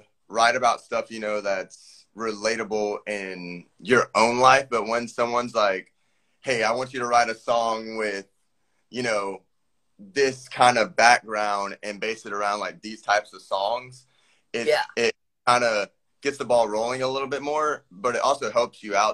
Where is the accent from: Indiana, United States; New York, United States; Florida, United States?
Florida, United States; also born or lived in Charlotte, North Carolina; basically Florida my whole life